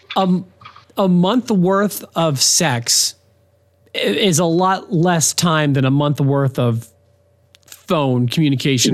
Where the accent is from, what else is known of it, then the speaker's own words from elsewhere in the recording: Philadelphia, Pennsylvania, United States; moved away; I'm from Philadelphia